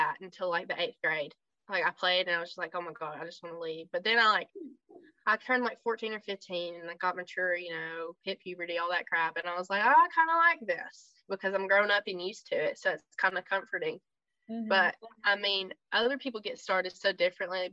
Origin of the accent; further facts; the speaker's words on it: United States; I was like American